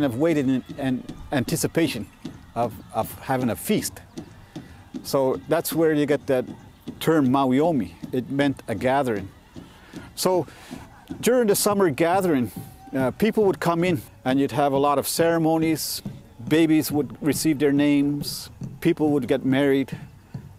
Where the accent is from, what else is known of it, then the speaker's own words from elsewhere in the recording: Elsipogtog, New Brunswick, Canada; I'm a Mi'kmaw person. I'm from Elsevier in New Brunswick